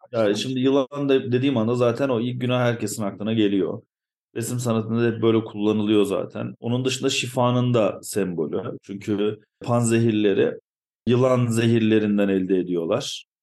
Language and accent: Turkish; Ankara, Turkey; moved away as an adult; now in Eskişehir, Turkey; ben bir Ankaralıyım.